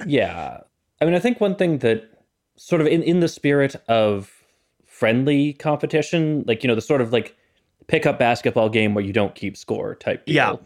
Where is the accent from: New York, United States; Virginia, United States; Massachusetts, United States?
Massachusetts, United States; Boston; I grew up in Boston.